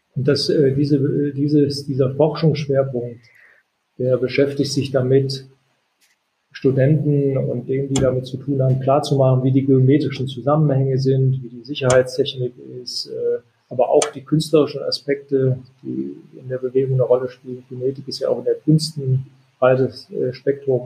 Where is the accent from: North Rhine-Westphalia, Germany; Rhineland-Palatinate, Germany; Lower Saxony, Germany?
North Rhine-Westphalia, Germany; Solingen; moved away; also born or lived in Hanover; das China-Restaurant aus Solingen gezeigt, wo ich groß geworden bin